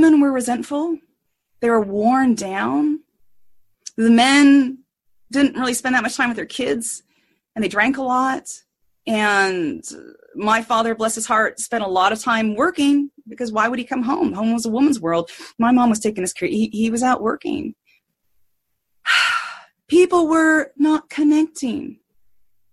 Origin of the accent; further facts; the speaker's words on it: United States; So I grew up in redneck America, probably 50 years behind the rest of the country.